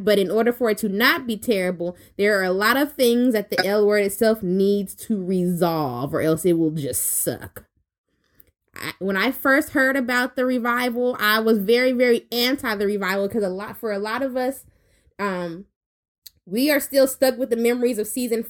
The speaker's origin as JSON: {"language": "English", "region": "Louisiana", "country": "United States", "said": "I'm from Louisiana, so when I go to the Walmart. I don't go to Walmart. I go to the Walmart."}